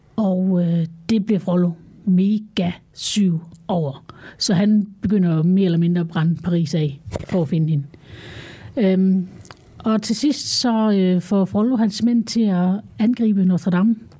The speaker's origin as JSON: {"language": "Danish", "country": "Denmark", "said": "nu er vi jo danskere"}